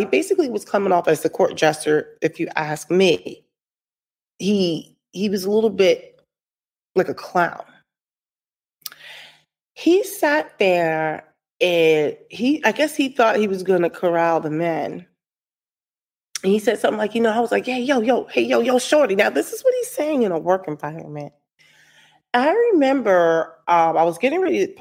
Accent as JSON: {"language": "English", "region": "New Jersey", "country": "United States", "said": "I'm from Jersey"}